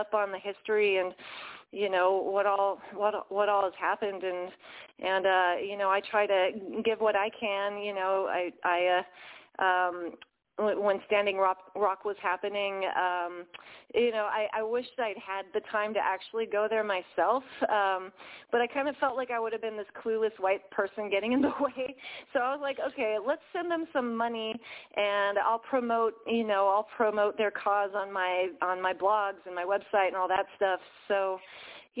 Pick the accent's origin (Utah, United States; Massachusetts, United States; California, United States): California, United States; Central Coast; I grew up on the Central Coast where the original people were the Chumash people